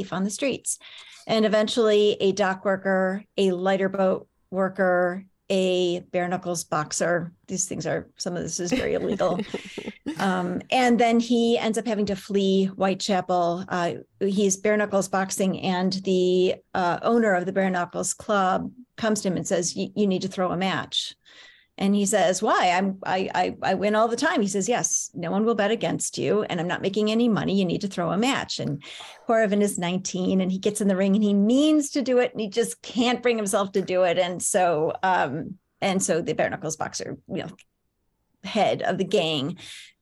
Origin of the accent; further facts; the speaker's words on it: Rochester, New York, United States; now in Arizona, United States; I grew up in Rochester, New York, which is even further upstate